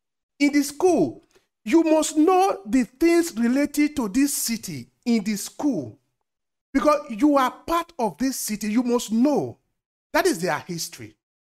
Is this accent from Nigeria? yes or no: yes; Edo, Nigeria; moved away as an adult; now in Verona, Italy; I grew up in Nigeria. I went to school in Nigeria up to secondary school. I went to school in a state called Edo State.